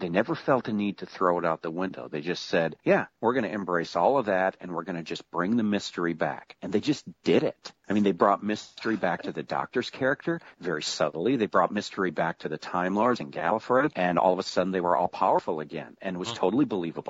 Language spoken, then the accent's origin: English; upper Midwest, United States; As an American born in the upper Midwest